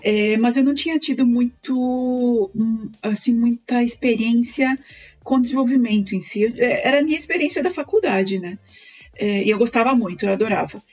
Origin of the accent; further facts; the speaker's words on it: Planalto, Rio Grande do Sul, Brazil; moved away as an adult; also born or lived in Chapecó / Caxias do Sul / Porto Alegre; now in Chile; eu sou gaúcha, é, eu sou de uma cidade bem pequenininha do interior do, do Rio Grande do Sul, se chama Planalto. Bom, eu saí muito cedo de Planalto